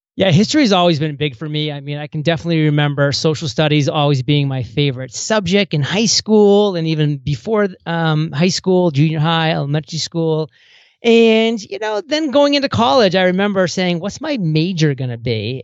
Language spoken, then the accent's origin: English; small town Maine, United States; small town Maine, that I went to a small college